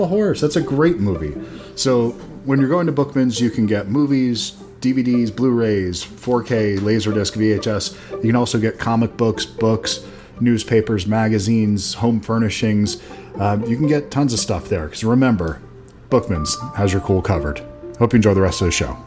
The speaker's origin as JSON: {"language": "English", "region": "Delaware", "country": "United States", "said": "I was from Delaware"}